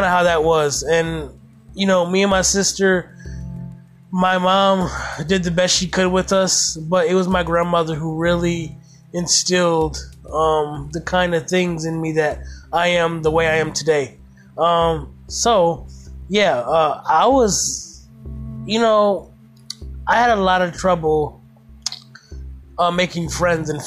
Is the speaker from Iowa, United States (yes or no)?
no; Toledo, Ohio, United States; I grew up in Toledo, Ohio